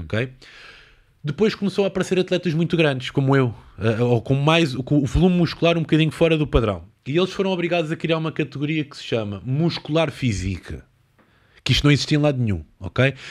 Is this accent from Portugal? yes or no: yes; Lisbon, Portugal; born or raised there